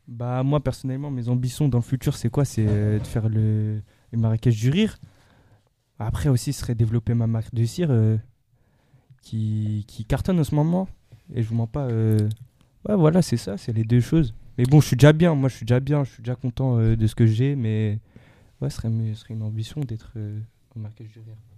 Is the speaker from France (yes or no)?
yes; Nanterre, Île-de-France, France; moved away as an adult; now in Dubai, United Arab Emirates; Actuellement, j'habite sur Dubaï, mais je suis d'origine de Nanterre, dans le 92